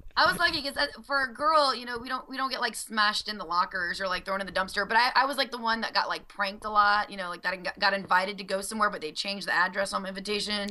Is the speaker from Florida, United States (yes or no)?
no; Louisiana, United States; born or raised there; moved away